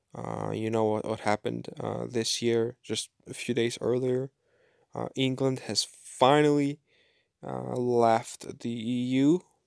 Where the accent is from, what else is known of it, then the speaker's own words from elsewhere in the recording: Kyiv Oblast, Ukraine; moved away as an adult; now in Bulgaria; growing up in Ukraine, I was, uh, I, I was going to church, like, three, three times a week, every week, every year, since my birth till the age of eighteen